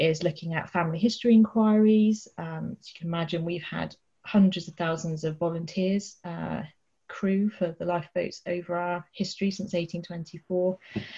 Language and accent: English; Dorset, South West England, United Kingdom; I'm from Dorset and we're based in Poole in Dorset